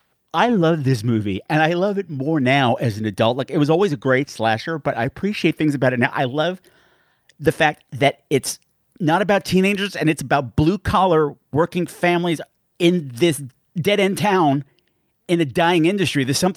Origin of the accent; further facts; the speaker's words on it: Long Island, New York, United States; I grew up on Long Island, 10 minutes from that house.